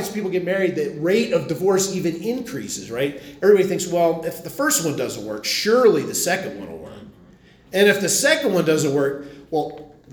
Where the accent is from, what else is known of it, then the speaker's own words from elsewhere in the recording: Philadelphia, Pennsylvania, United States; I come from Philly